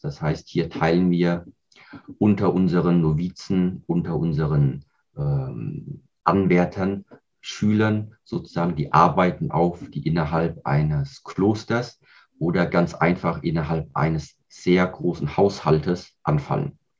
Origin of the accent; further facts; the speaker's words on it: Kaiserslautern area, Rhineland-Palatinate, Germany; Ich bin hier in Deutschland aufgewachsen, auch hier im Raum Rheinland-Pfalz bei Kaiserslautern